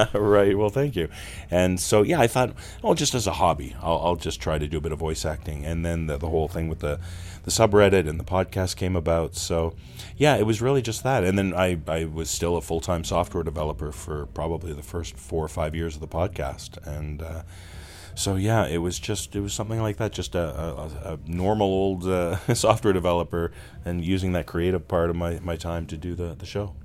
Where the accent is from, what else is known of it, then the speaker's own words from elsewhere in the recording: Toronto, Ontario, Canada; growing up in my hometown of Toronto, Canada